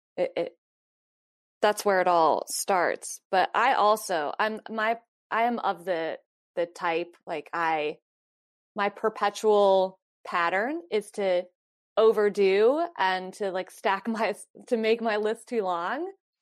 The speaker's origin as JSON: {"language": "English", "region": "North Carolina", "country": "United States", "moved": "as an adult", "said": "I haven't lived there since I was 18"}